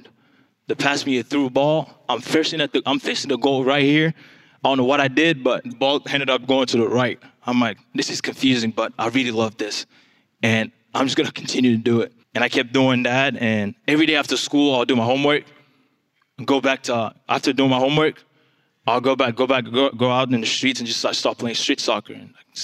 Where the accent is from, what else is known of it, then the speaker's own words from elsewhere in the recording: DR Congo; English is a second language; now in United States; I am from the Democratic Republic of Congo, if you haven't figured it out yet. That's where the accent is from.